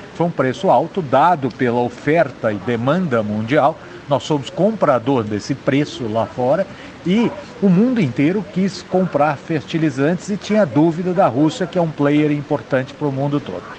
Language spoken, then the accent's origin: Portuguese; Brazil